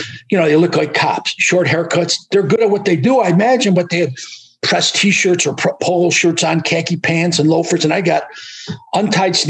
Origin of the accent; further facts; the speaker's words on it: Utica, New York, United States; They would not even let me work in Utica because that was my hometown